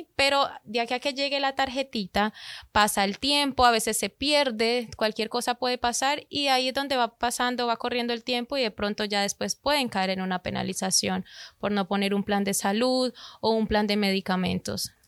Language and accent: Spanish; Colombia; moved away; Yo soy de Colombia